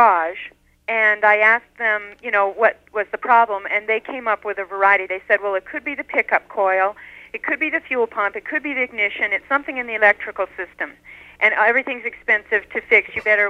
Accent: Salt Lake City, Utah, United States; I'm from Salt Lake City, Utah.

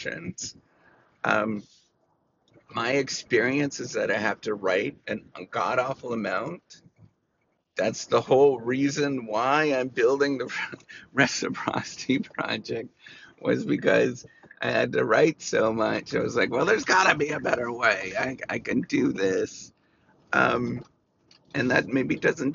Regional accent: Canada; I'm was born and raised in Canada

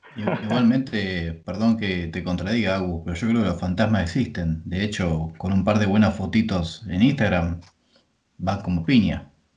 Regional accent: Pergamino, Buenos Aires Province, Argentina; yo soy de Pergamino, es una ciudad de 100.000 habitantes, imagínate, nos conocemos todos.

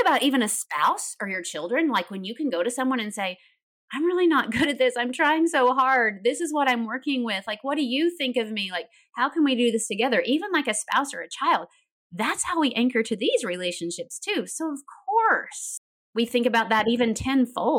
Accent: Tennessee, United States; I grew up in Tennessee. You might hear a little bit of accent

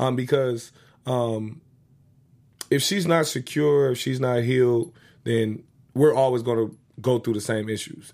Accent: United States; also born or lived in Inglewood, California / Chicago, Illinois; growing up in Inglewood and Chicago

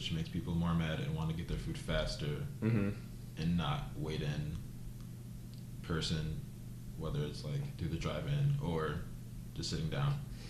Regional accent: United States

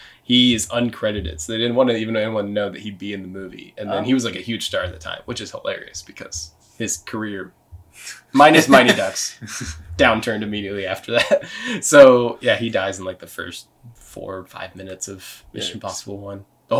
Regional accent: Canada; I'm Canadian.

